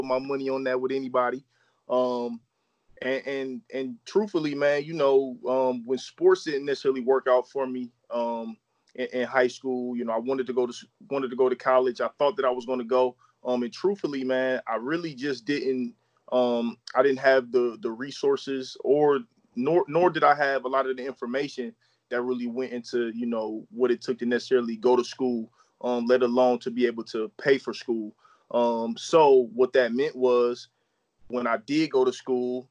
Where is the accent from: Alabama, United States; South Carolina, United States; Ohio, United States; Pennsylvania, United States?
Ohio, United States; Akron; also born or lived in Copley, Ohio; Born and raised in Akron, Ohio, hometown of LeBron James. Akron is what I know, man. Been here literally my whole life, born and raised here